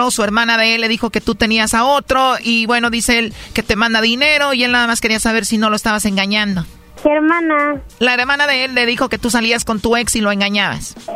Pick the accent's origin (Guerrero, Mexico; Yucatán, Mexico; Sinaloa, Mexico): Guerrero, Mexico; now in Veracruz, Mexico; No, yo soy de Guerrero, mi hermana vive en Veracruz.